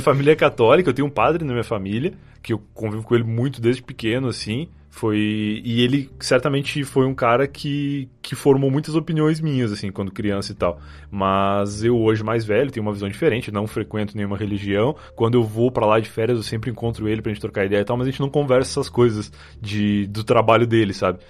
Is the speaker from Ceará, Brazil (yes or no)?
no; Rio Grande do Sul, Brazil; moved away; eu sou gaúcho. Eu morei muito boa parte da minha vida muito mais próximo do, da capital uruguaia, lá de Montevidéu, do que de Porto Alegre